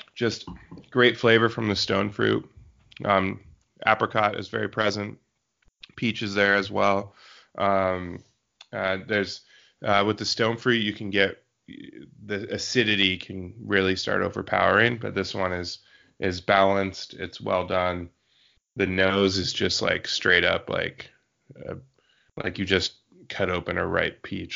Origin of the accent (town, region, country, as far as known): Yakima Valley, Washington, United States; born or raised there